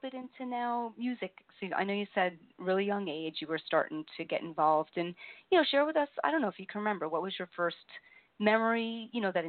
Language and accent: English; New Jersey, United States; I'm from Jersey